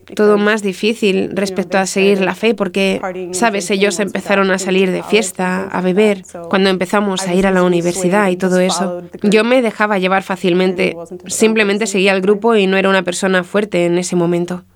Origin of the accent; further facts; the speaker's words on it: Marshfield, Wisconsin, United States; moved away; crecí en un lugar llamado Marshfield, Wisconsin, que está en Estados Unidos